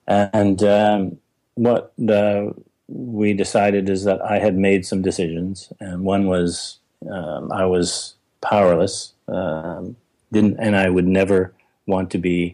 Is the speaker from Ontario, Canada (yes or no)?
no; Vancouver, British Columbia, Canada; when I was growing up in Vancouver, outside the city in a very agricultural area